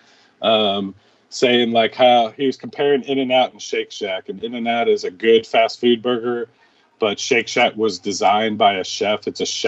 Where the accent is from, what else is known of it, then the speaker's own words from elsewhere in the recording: Chicago, Illinois, United States; now in Houston, United States; Chicago was my home